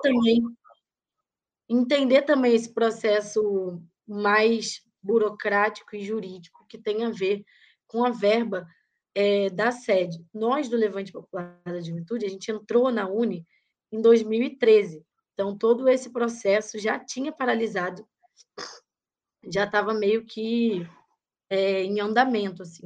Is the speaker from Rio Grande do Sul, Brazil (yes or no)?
no; Rio de Janeiro, Brazil; now in São Paulo, Brazil; Carioca, nascida e criada em Vila Isabel, terra de Noel Rosa, de martinho da Vila